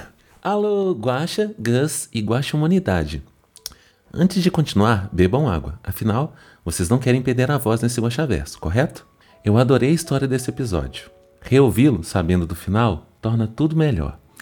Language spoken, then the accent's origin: Portuguese; Minas Gerais, Brazil; eu sou mineiro